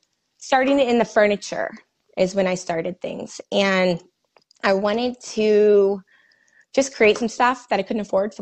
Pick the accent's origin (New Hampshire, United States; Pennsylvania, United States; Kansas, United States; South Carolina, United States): Kansas, United States; Manhattan; also born or lived in Kearney, Nebraska; now in Kansas City, United States; I'm from Manhattan, but we lived there for a couple years in Kearney. And then I moved to KC.